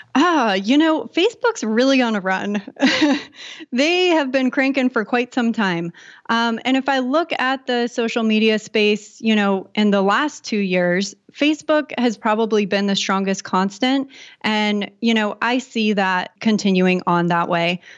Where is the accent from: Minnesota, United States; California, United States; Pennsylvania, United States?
California, United States; San Diego; I grew up in San Diego, California